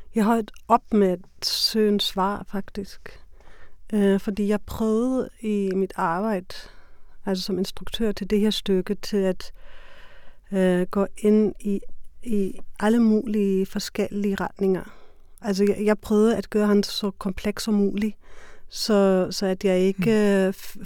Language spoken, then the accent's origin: Danish; Germany; Danish is a second language; now in Denmark; jeg er tysker